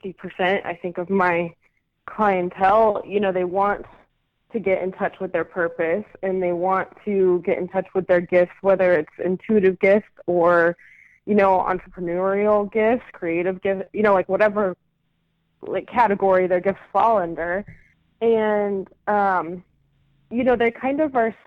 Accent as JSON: {"language": "English", "region": "Arizona", "country": "United States", "tie": "born or raised there", "moved": "yes", "lives_now": "San Diego, United States", "said": "I'm based here in San Diego. I started out, I was born and raised in Arizona, so I'm a desert rat"}